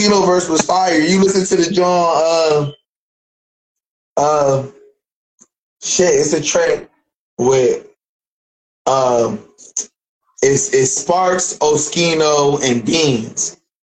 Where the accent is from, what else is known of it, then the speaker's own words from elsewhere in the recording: Philadelphia, Pennsylvania, United States; now in Dayton, United States; I'm from Philly